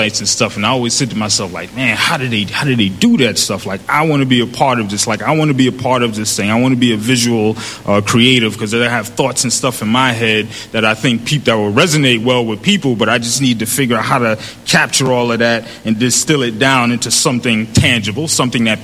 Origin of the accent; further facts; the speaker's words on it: New York City, New York, United States; growing up in the Bronx